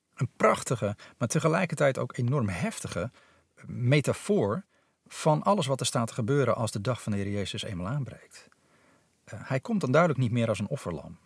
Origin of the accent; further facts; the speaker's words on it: Netherlands; also born or lived in Nepal; hier in ons polderlandje